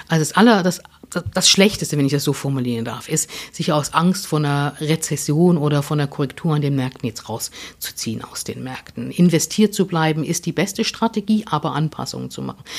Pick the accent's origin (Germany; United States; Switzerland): Germany; ich bin natürlich noch in der DDR aufgewachsen